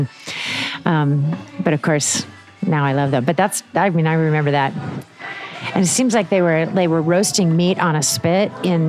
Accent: Northwest Iowa, United States; also born or lived in Ames, Iowa; now in Kansas City, United States; I grew up in Northwest Iowa

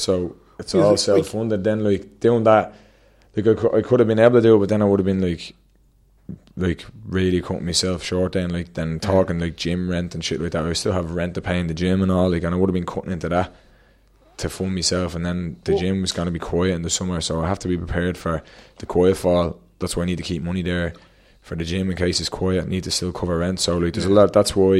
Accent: Dún Laoghaire, Leinster, Ireland; Dunleary, and all about like local. When I go to the Worlds, like I'm going to be representing Dunleary, like that's … from Dunleary, Ireland, you know what I mean?

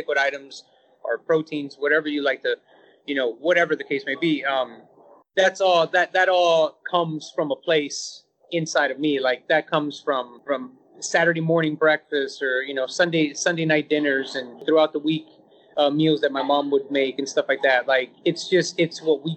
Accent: San Antonio, Texas, United States; I've lived here my whole life, born and raised here.

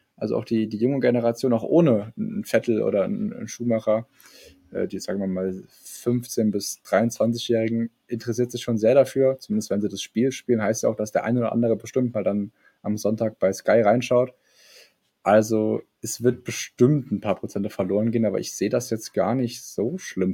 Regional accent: Germany; Wir Deutschen

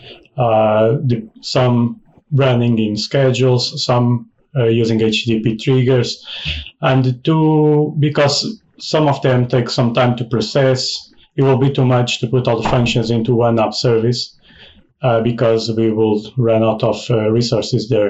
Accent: Portugal; now in United Kingdom; I'm Portuguese, currently living in the UK

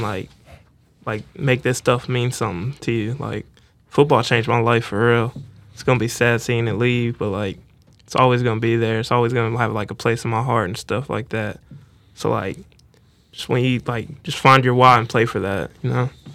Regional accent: Tampa, Florida, United States; moved away; I'm from Tampa, Florida. And, uh, really, like, I grew up, like, poor

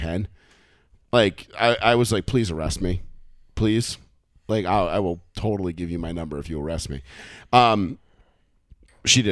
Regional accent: Houston, Texas, United States; moved away; I was born in Houston

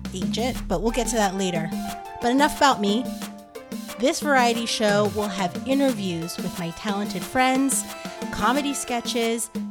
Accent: New Jersey, United States; also born or lived in Brooklyn, New York / Haiti (ancestry); now in Los Angeles, United States; I'm a Haitian American comedy writer. I'm from Brooklyn, originally from New Jersey, and currently homebound in Los Angeles

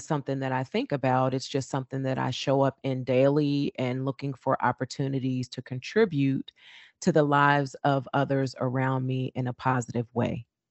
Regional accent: Trenton, New Jersey, United States; growing up in my hometown of Trenton, New Jersey

